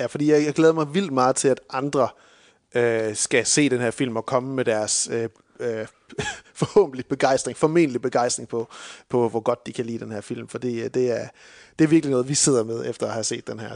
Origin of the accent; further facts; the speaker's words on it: Denmark; som danskere